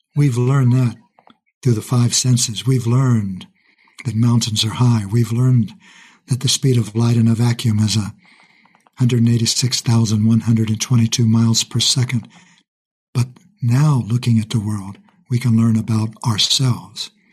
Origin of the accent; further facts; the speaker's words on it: Kansas, United States; also born or lived in Texas; Kansas is where we moved when I was young.